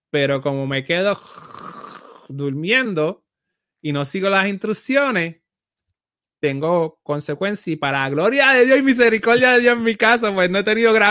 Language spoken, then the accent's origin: Spanish; Puerto Rico; Soy boricua